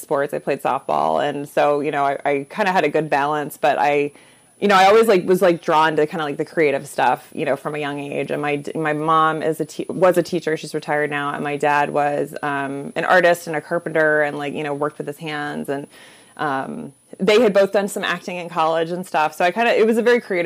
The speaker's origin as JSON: {"language": "English", "town": "Orlando", "region": "Florida", "country": "United States", "tie": "born or raised there", "also_born_or_lived": "Chicago", "moved": "yes", "said": "I grew up in Orlando, Florida."}